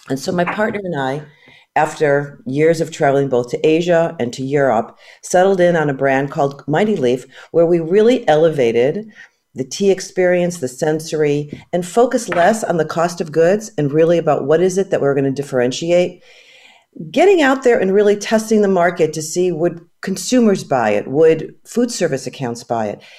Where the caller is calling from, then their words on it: California, United States; I'm phoning in from the West Coast. We're uh, Bay Area based.